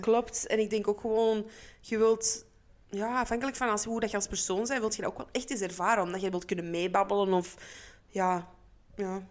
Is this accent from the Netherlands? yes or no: no; Antwerp, Flanders, Belgium; Waar ik dus vandaan kom